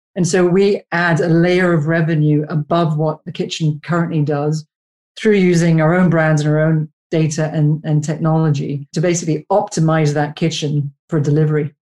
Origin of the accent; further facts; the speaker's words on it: Canada; moved away as an adult; now in United Kingdom; I'm Canadian